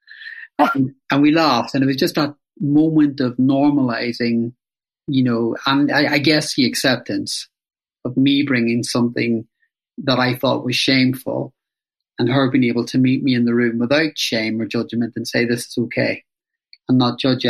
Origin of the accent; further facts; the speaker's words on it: Belfast, Northern Ireland, United Kingdom; I grew up in Northern Ireland during the Troubles in Belfast